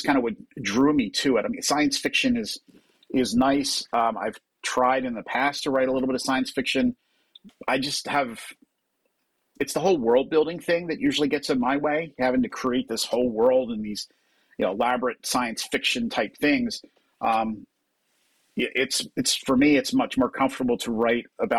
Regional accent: New Jersey, United States; I grew up in New Jersey, just across from Philadelphia

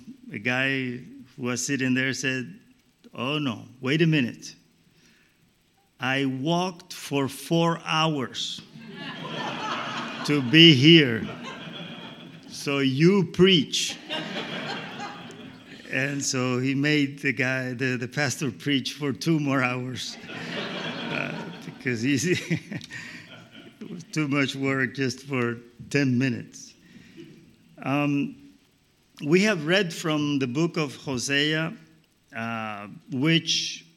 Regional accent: Colombia; I come from Colombia in South America

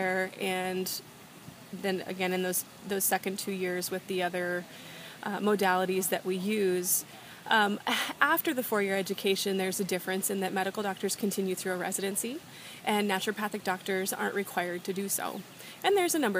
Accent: North Dakota, United States; moved away as an adult; also born or lived in Arizona; I'm originally from North Dakota

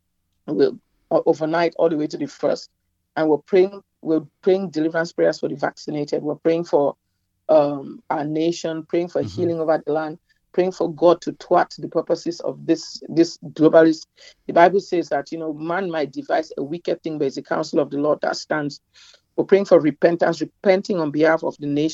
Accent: Cameroon; moved away as an adult; also born or lived in Nigeria / New York, United States; now in United States; My country, my home country, Cameroon, my birth country, Cameroon

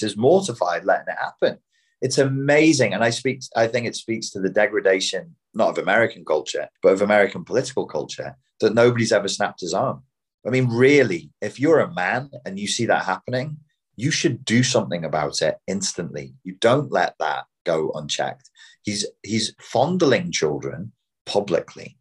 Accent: Liverpool, North West England, United Kingdom; I'm from Liverpool

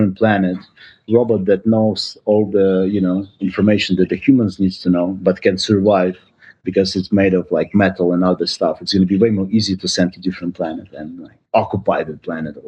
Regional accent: Ukraine; moved away as an adult; now in United States; I'm originally from Ukraine

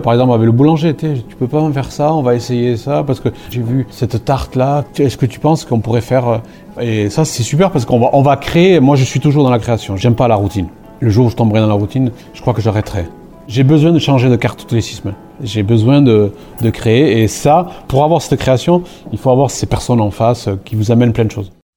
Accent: Basque Country, Nouvelle-Aquitaine, France; moved away as an adult; je suis né au Pays Basque, je suis parti des 18 ans

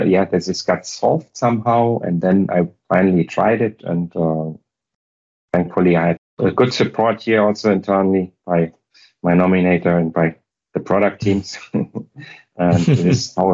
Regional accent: Hamburg, Germany; moved away as an adult; now in Munich, Germany; I'm now based in Munich, and I live outside of Munich. But I'm originally from Hamburg, so from totally... The upper north. And there I've grown up and lived there for 36 years. So I moved to the Munich region 11 years back only.

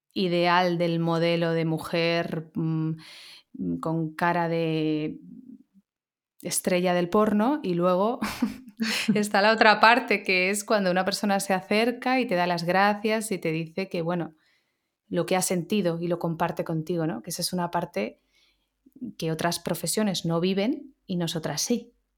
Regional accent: Barcelona, Catalonia, Spain; now in Madrid, Spain; Yo también soy nacida en Barcelona, pero llevo 20 años en Madrid

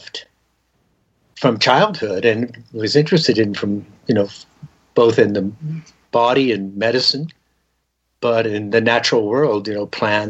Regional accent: Southern California, United States; also born or lived in Denver, Colorado; I grew up in Southern California, born in Denver, Colorado

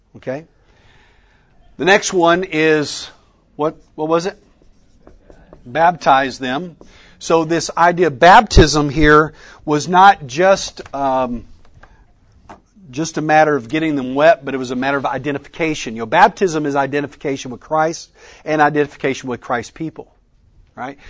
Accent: West Texas, United States; I grew up in West Texas

